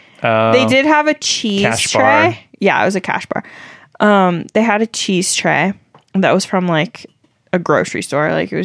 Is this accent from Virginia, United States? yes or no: no; Kansas, United States; born or raised there